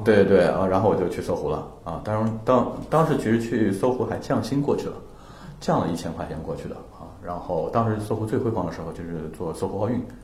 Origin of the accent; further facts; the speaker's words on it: Changsha, Hunan, China; moved away; 因为我是一直在长沙长大的，我爸妈嗯。也现在还生活在长沙